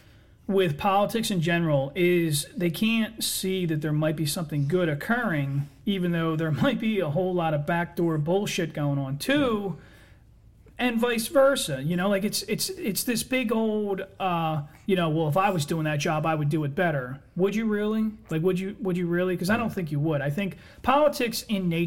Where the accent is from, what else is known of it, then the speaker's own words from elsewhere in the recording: United States; I'm an American